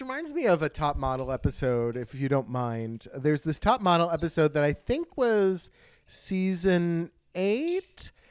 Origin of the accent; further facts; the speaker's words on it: United States; I'm American